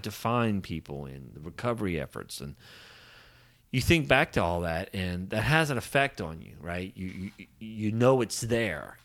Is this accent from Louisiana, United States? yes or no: yes; Southern Louisiana, United States; I grew up in Southern Louisiana